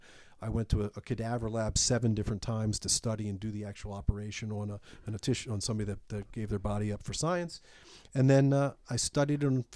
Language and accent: English; Baltimore, Maryland, United States; I was from Baltimore originally, so I went back home.